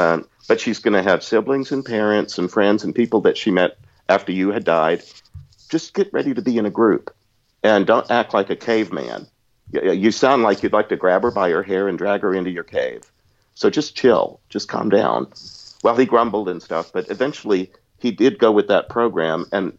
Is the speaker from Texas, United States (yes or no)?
yes; Texas, United States; I'm from Southeast Texas. I can put the accent on.